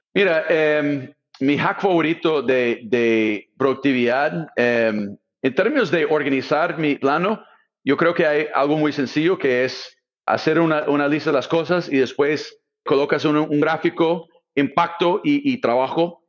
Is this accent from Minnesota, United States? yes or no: no; Silicon Valley, California, United States; Spanish is a second language; moved away as an adult; also born or lived in Brazil / Latin America; soy del Valle Silicio